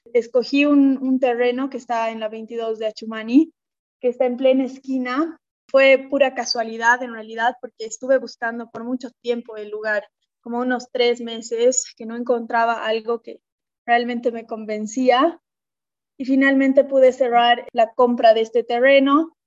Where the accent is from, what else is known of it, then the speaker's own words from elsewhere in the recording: La Paz, Bolivia; also born or lived in Lima, Peru / United States / San Sebastián, Spain; soy de La Paz, Bolivia, y he estudiado acá, bueno, el colegio, acá en La Paz